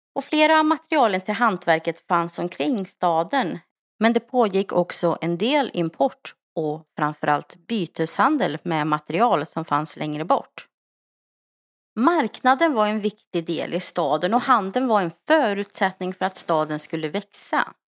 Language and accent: Swedish; Skara, Västra Götaland, Sweden; moved away; För några veckor sedan så flyttade jag tillbaka till min hemstad Skara.